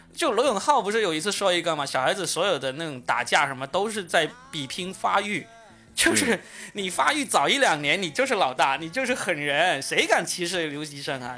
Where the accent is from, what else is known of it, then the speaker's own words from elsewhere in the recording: Yunfu, Guangdong, China; moved away as an adult; now in Shanghai, China; 我老家那种地方